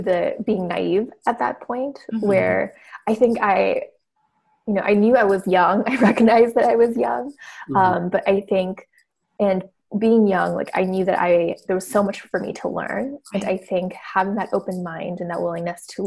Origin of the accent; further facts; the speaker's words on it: Orange County, California, United States; moved away as an adult; also born or lived in Washington, D.C. / San Francisco; now in Los Angeles, United States; I grew up in Orange County, California. Basically all my childhood and life.